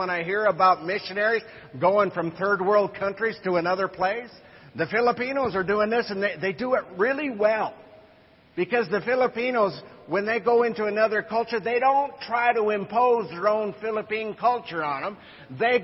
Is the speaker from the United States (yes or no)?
yes; United States; as American missionaries